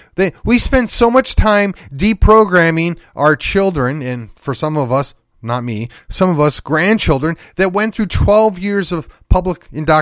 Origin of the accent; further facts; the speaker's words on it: Texas, United States; At this point, as a Texan, and I'm kind of like, you can keep it.